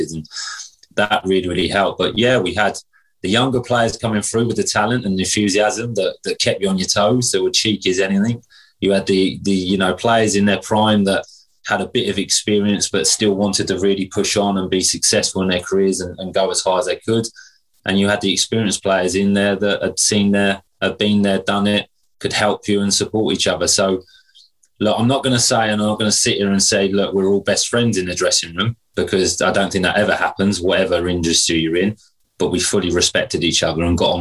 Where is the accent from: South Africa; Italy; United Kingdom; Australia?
United Kingdom; Hastings, South East England; growing up in Hastings, local, you know, Sussex boy